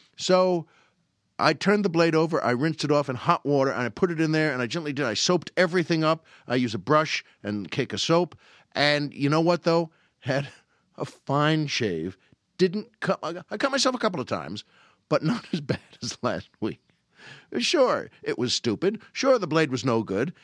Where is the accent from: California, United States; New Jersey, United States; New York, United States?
New York, United States; Long Island; moved away; where I grew up on Long Island